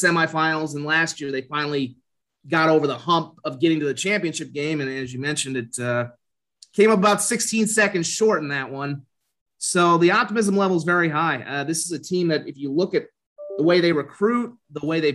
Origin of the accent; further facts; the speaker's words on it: Colorado, United States; moved away as an adult; also born or lived in Des Moines, Iowa / Fargo, North Dakota / Fort Collins, Colorado; now in Sioux Falls, United States; I was born originally in Des Moines too. So and lived there for a little bit before we moved to Colorado when I was 9